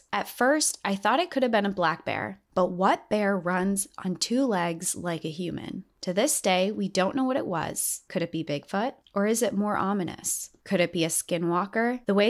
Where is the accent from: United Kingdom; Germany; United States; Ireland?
United States; Appalachia; I am from Appalachia. Growing up in that region of the country, I was taught to have a fearful respect for the wilderness.